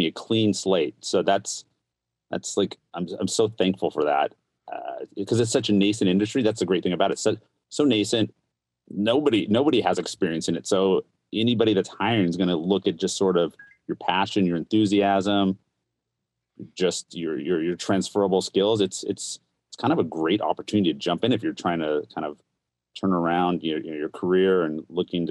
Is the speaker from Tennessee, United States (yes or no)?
no; Seattle, Washington, United States; Born and raised in Seattle